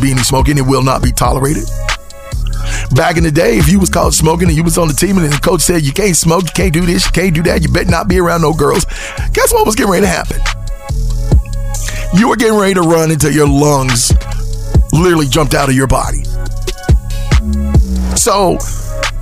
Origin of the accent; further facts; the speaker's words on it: West Virginia, United States; moved away; also born or lived in California; I'm from West Virginia. I saw no Hispanics growing up